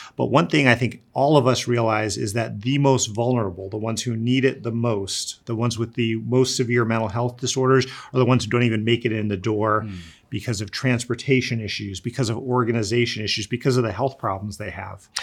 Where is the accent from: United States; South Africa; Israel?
United States; East Coast; I grew up in the East Coast